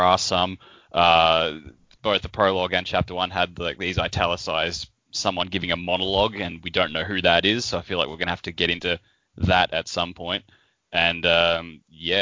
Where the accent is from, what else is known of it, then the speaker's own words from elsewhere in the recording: Australia; I am 31 years old and I'm from Australia.